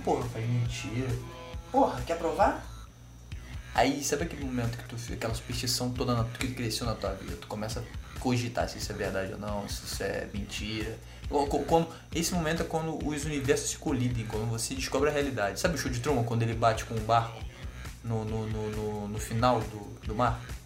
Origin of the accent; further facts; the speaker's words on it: Rio de Janeiro, Brazil; eu sou carioca